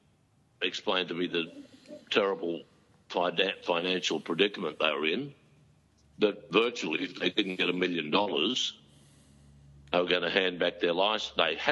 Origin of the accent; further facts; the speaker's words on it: Sydney, New South Wales, Australia; also born or lived in Narrabeen; I grew up in Maroubra.